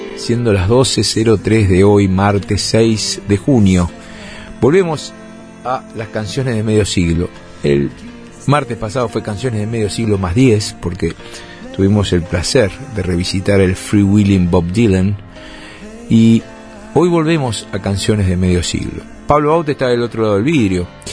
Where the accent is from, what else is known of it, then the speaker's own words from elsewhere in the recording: Uruguay; como somos los uruguayos